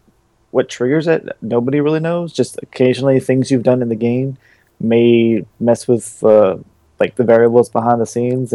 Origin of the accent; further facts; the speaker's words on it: New York, United States; Man, I'm from New York.